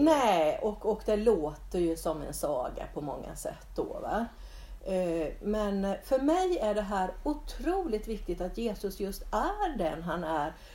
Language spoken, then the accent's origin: Swedish; Bodafors, Jönköping County, Sweden; jag är uppväxt på Sågbacke i, i, utanför Bodafors